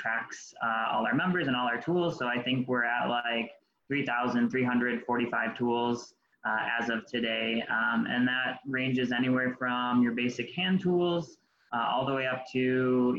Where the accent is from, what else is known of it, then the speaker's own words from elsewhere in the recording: Colden, New York, United States; I grew up in the South Towns of Western New York, Colden to be exact